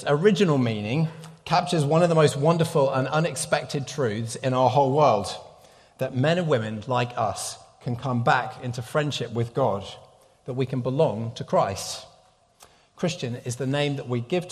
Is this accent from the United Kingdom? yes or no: yes; United Kingdom; moved away; I'm a Brit